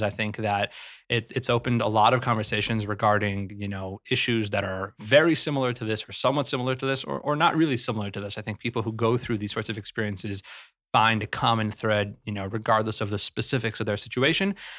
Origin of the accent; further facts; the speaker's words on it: Salt Lake City, Utah, United States; I grew up in Salt Lake City